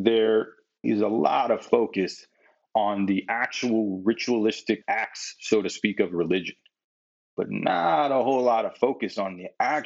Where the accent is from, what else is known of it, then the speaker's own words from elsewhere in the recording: Midwest, United States; growing up in the Midwest, it was always competition.